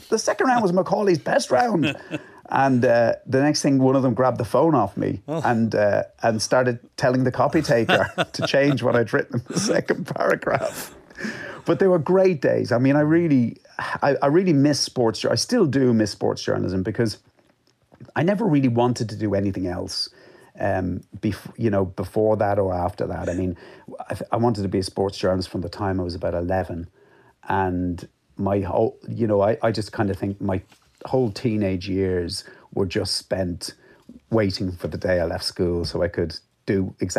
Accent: Ireland; I think they could tell I was from the South without even, yeah, hearing me speak, you know.

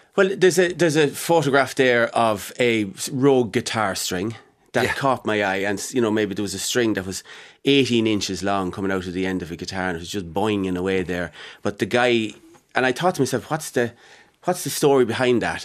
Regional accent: Mullingar, Westmeath, Ireland; born or raised there

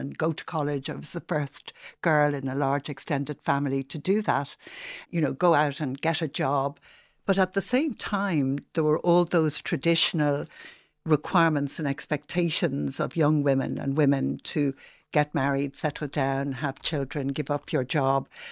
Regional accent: Dublin, Leinster, Ireland; I grew up in Rathmines, and my father was a butcher in Rathmines.

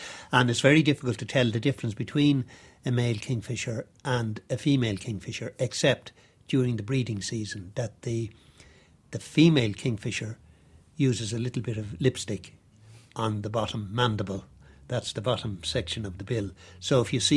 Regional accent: Ireland; I grew up on the Dargle, or on the banks of the Dargle

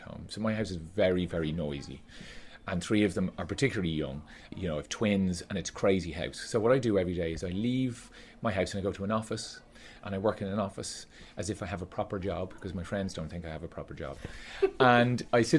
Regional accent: Skerries, Leinster, Ireland; I grew up in Skerries in County Dublin

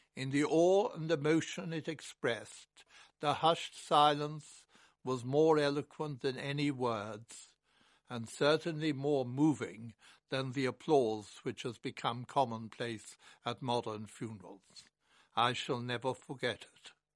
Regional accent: Ireland; Unlike many Irish children of my generation, I was brought up to admire Winston Churchill

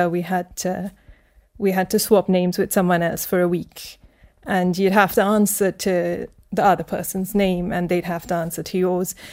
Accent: Abu Dhabi, United Arab Emirates; also born or lived in India; but I was just born there, and then we were taken straight back to Abu Dhabi at the time.

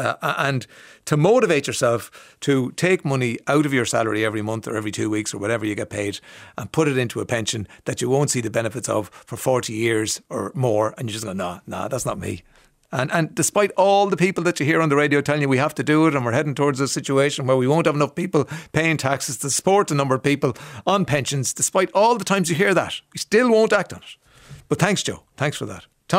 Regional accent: Ireland; Because a lot of us have Irish names because we're from Ireland and we all have names.

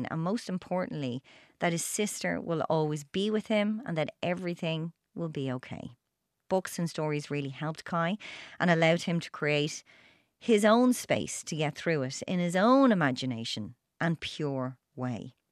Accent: Limerick, Munster, Ireland; I'm from Limerick.

